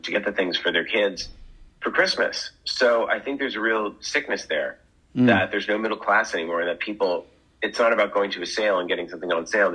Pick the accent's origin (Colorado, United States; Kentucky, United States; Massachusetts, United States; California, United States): Massachusetts, United States; I grew up in Massachusetts